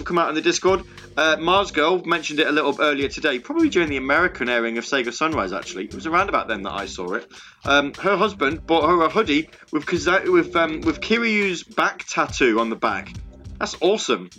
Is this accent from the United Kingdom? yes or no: yes; Midlands, United Kingdom; If you're from the Midlands like me